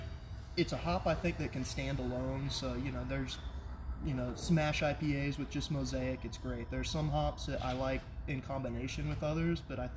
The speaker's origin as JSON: {"language": "English", "town": "Houston", "region": "Texas", "country": "United States", "tie": "born or raised there", "also_born_or_lived": "Oklahoma", "said": "No, I'm born and raised in Houston."}